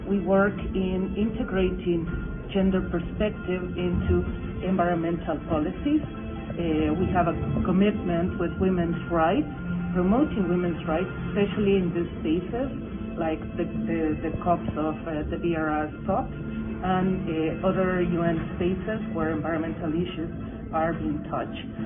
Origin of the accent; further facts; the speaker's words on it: Bolivia; I am from Bolivia